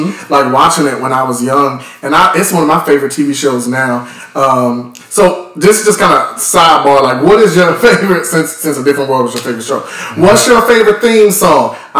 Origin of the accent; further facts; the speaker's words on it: Winston-Salem, North Carolina, United States; I'm from Winston-Salem.